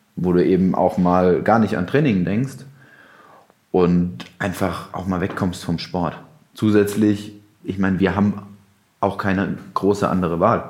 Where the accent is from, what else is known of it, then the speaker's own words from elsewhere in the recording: Mainz, Rhineland-Palatinate, Germany; als Mainzer